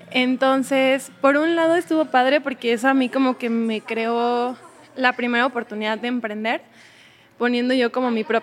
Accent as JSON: {"language": "Spanish", "region": "Mexico City", "country": "Mexico", "lives_now": "Querétaro, Mexico", "said": "Bueno, yo llevo en Querétaro cuatro años, vengo de la Ciudad de México, soy mamá, tengo una hija de nueve años"}